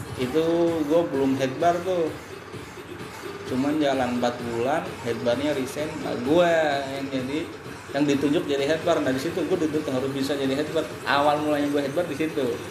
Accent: Brebes, Central Java, Indonesia; accent: Jawa medok; moved away as an adult; also born or lived in Semarang; now in Jakarta, Indonesia; gua orang Jawa, jadi tahu bahasanya

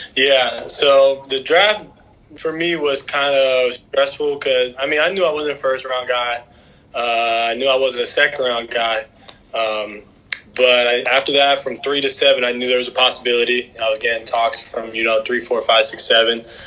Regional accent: South Florida, United States; growing up in South Florida

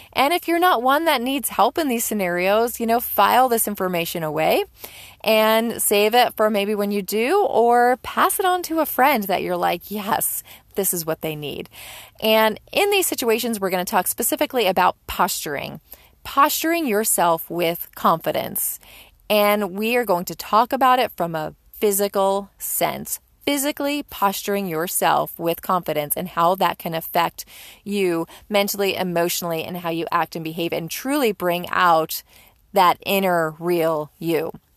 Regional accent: Northeast, United States; even if you're a Yankee like I am, you're born and raised in the Northeast

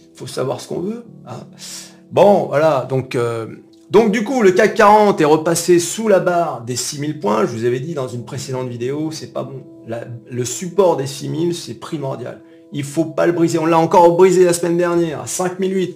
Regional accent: France; nous, en tant que Français

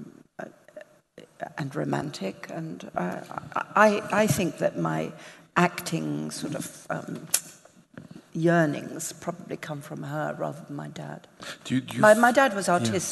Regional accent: Southend-on-Sea, East of England, United Kingdom; also born or lived in London; my hometown, Southend-on-Sea, which is like the Coney Island of Great Britain. Yes, that's where I grew up.

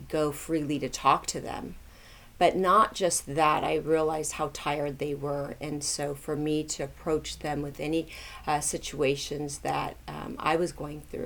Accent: Tulsa, Oklahoma, United States; I grew up in Tulsa, Oklahoma, and there were not very many Asians there

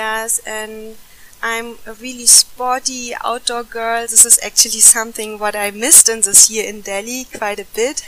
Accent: Germany; moved away as an adult; now in India; I'm originally from Germany.

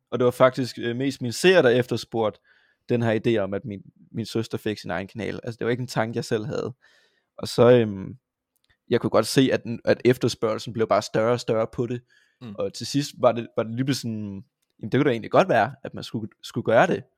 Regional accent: Vojens, Southern Denmark, Denmark; also born or lived in Haderslev; Jeg kommer fra Vojens. Jeg har ja. også boet i Haderslev

